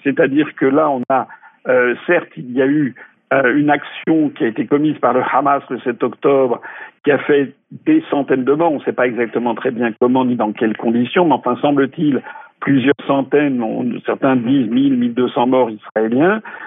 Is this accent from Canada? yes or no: no; France; quand on est français